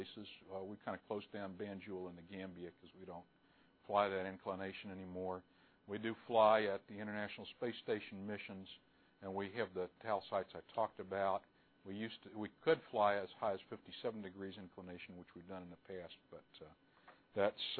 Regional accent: New Mexico, United States; I grew up in New Mexico in the 1970s.

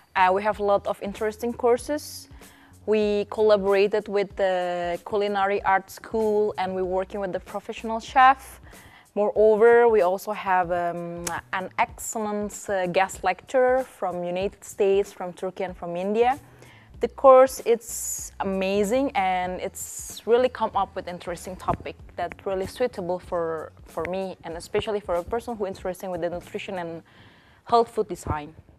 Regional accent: Indonesia; moved away; I am one of the FIPDES students and I come from Indonesia

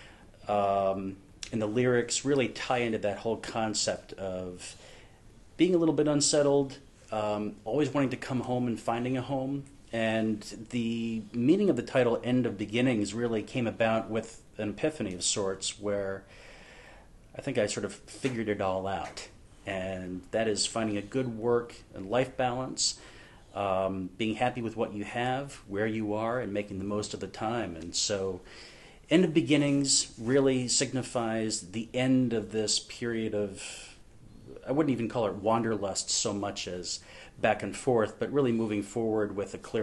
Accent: Boston, Massachusetts, United States; moved away as an adult; I grew up in the Boston area

